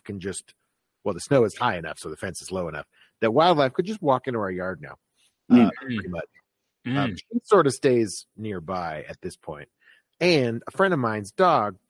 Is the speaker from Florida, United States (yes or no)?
yes; Florida, United States; moved away; I grew up in Florida